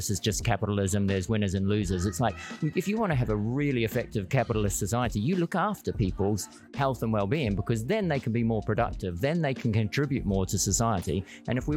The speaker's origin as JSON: {"language": "English", "country": "New Zealand", "moved": "yes", "lives_now": "United Kingdom", "said": "I came the other way, by the way. I'm from New Zealand. I came here"}